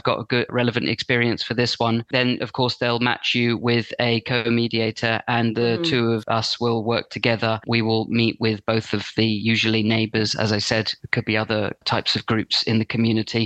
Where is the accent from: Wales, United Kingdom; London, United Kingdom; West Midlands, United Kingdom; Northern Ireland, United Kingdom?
London, United Kingdom; now in Brighton and Hove, United Kingdom; I'm from London originally, but I actually live here now.